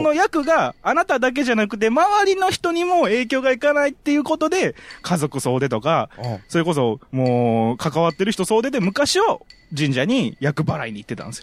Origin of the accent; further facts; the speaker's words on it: Nara, Japan; also born or lived in Osaka / Kyoto; 奈良の生まれで、うん、奈良で育ち高校大阪に3年間行き